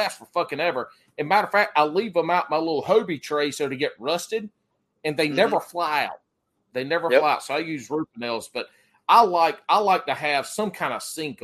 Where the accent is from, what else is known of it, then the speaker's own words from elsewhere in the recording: McBee, South Carolina, United States; I was born and raised in South Carolina